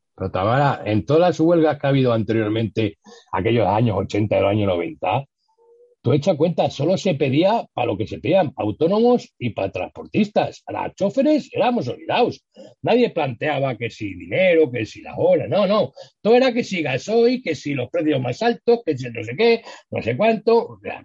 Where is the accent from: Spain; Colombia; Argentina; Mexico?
Spain; fuimos los españoles